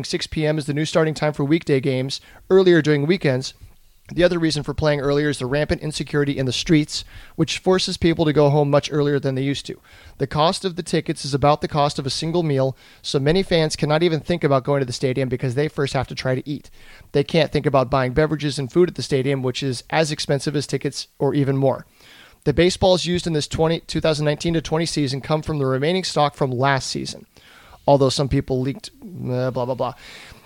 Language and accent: English; San Diego, California, United States; I grew up here in San Diego